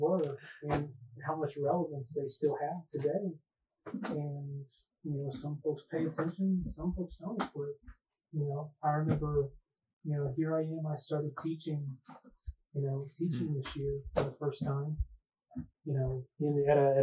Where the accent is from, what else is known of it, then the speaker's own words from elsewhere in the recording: Atlanta, Georgia, United States; The first time that I ever got to give a design talk in my hometown